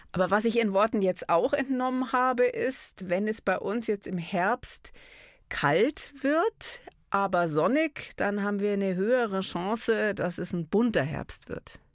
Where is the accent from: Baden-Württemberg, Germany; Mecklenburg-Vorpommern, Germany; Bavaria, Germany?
Bavaria, Germany; bei uns in Bayern